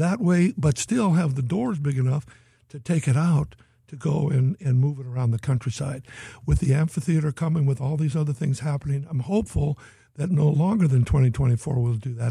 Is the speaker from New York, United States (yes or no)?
no; Boston, Massachusetts, United States; moved away; I was born in Boston